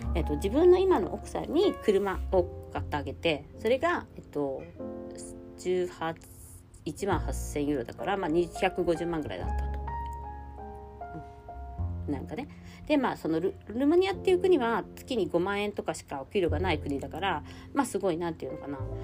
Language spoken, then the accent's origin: Japanese; Japan; moved away; 私の実家の団地のバルコニーから